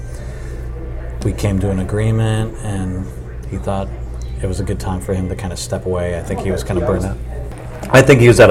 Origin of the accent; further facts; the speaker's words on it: Phoenix, Arizona, United States; now in Carmel, United States; I grew up out west. I grew up in Phoenix, Arizona